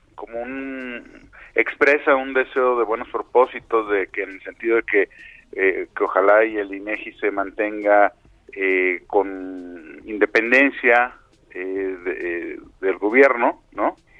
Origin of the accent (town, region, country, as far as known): Mexico